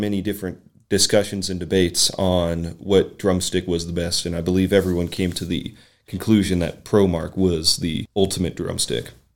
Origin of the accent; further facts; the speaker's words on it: Berea, Kentucky, United States; moved away; born and raised in Berea, Kentucky